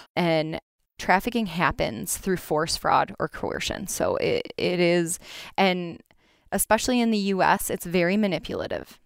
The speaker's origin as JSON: {"language": "English", "town": "Grand Rapids", "region": "Michigan", "country": "United States", "tie": "born or raised there", "said": "I am from Grand Rapids, grew up here, and stayed on the wonderful west side of Michigan"}